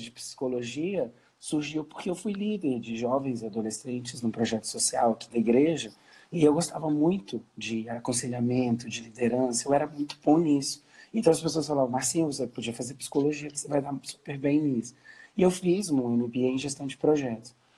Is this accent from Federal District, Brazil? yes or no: yes; Brasília, Federal District, Brazil; sou brasiliense, estou falando aqui